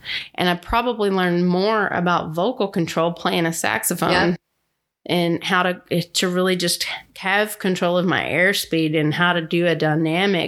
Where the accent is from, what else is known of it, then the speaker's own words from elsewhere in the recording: Garland, Texas, United States; I grew up in Garland